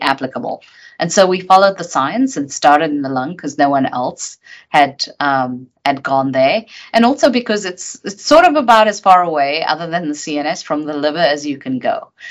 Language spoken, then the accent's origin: English; South Africa; moved away as an adult; also born or lived in United Kingdom; I grew up in South Africa under apartheid